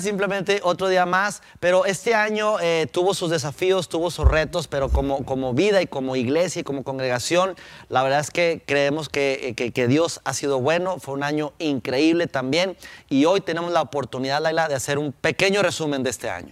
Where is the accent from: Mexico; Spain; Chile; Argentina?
Mexico; Durango; now in Monterrey, Mexico; la pasé en mi tierra natal, Durango, con mi familia, mis padres